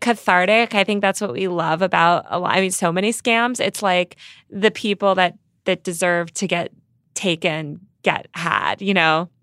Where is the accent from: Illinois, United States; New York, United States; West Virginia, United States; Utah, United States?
New York, United States; as a New Yorker